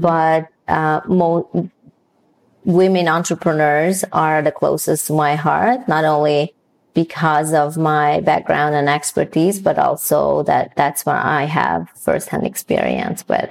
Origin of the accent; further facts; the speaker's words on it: Hungary; moved away; also born or lived in Newfoundland; I was born and raised in Hungary